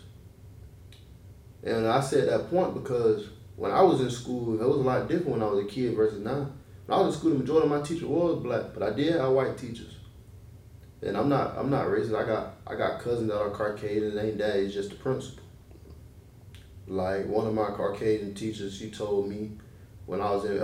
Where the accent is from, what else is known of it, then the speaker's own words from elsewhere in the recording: Gadsden County, Florida, United States; moved away; I'm from Gaston County. It's right outside of Tallahassee, yeah.